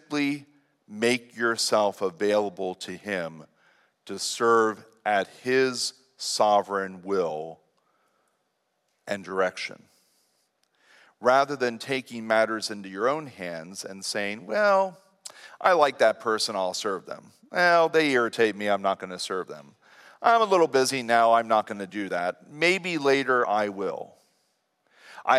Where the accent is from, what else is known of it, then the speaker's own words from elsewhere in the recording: Lancaster County, Pennsylvania, United States; here in Lancaster County someday. And I would really like to use it right here where I'm from.